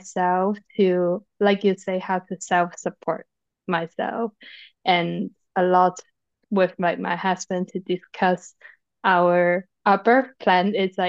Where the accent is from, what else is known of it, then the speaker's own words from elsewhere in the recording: Hong Kong; now in Poland; I'm originally from Hong Kong, and so like currently I'm living in Poland with my Polish husband